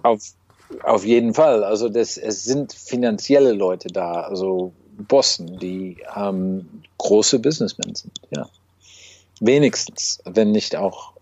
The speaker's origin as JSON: {"language": "German", "country": "United States", "second_language": "German", "said": "als Amerikaner"}